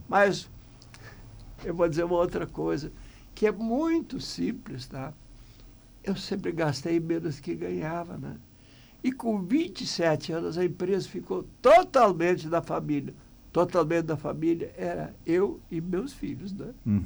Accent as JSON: {"language": "Portuguese", "town": "Bom Retiro do Sul", "region": "Rio Grande do Sul", "country": "Brazil", "also_born_or_lived": "São Jerônimo", "second_language": "Portuguese", "moved": "as an adult", "said": "Eu vim lá de Bom Retiro"}